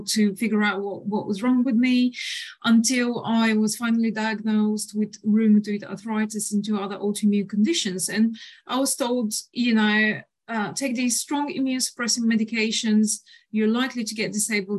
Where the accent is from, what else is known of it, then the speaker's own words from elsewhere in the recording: Bulgaria; moved away as an adult; now in United Kingdom; I'm originally from Bulgaria, but I call the UK my home